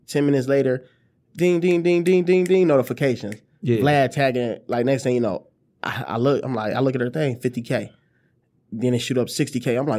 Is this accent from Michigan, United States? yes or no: yes; Detroit, Michigan, United States; I said, my fault, fam, I'm from Detroit.